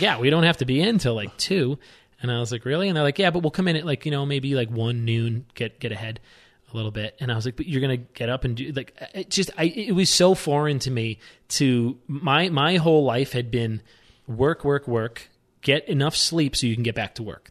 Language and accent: English; New York, United States; moved away as an adult; also born or lived in Aspen, Colorado; I'm born and raised in New York